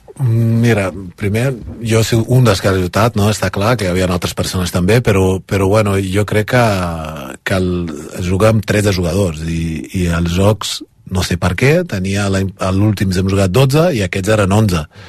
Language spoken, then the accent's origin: Catalan; Brazil; now in Spain; Soc brasiler espanyol, les dues coses